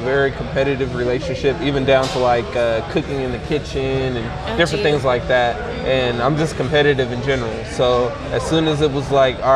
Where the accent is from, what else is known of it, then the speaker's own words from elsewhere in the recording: Sacramento, California, United States; moved away as an adult; now in San Antonio, United States; originally I'm from Sacramento, California. So I've been in San Antonio, though, for 7 years